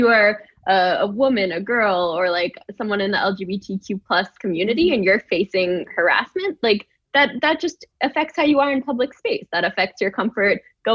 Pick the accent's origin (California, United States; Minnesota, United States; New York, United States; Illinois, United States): New York, United States; I grew up in New York